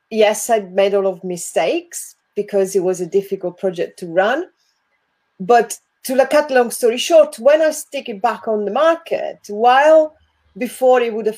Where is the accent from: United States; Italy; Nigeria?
Italy; English is a second language; moved away as an adult; also born or lived in England; now in United Kingdom; I come from Italy